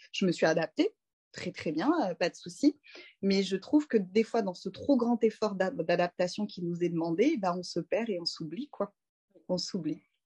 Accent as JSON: {"language": "French", "town": "Sainte-Geneviève-des-Bois", "region": "Île-de-France", "country": "France", "tie": "born or raised there", "also_born_or_lived": "Paris", "said": "je suis née à Paris, dans le 14e, et j'ai grandi en banlieue parisienne dans le 91, à Sainte-Geneviève-des-Bois"}